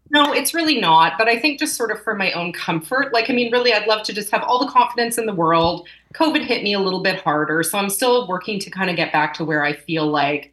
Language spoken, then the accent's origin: English; Winnipeg, Manitoba, Canada; moved away; also born or lived in Calgary; here, and I left for 18 years, came back. So I'm calling myself a re-Winnipegger.